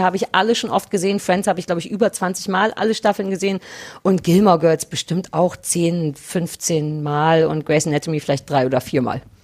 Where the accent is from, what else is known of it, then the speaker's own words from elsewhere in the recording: Berlin, Germany; Berlin, weil es meine Heimatstadt ist